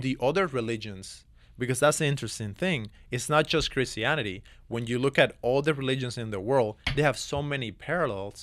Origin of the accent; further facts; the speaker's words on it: Cuba; moved away; born and raised in Cuba